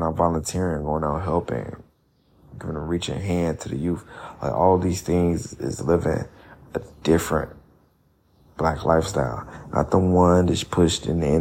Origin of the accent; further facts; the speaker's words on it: Chicago, Illinois, United States; I'm from Chicago